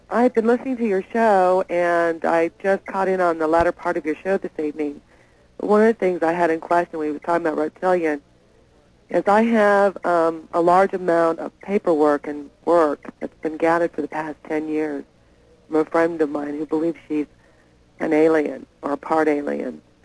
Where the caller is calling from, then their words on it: Oklahoma City, Oklahoma, United States; I'm calling from Oklahoma City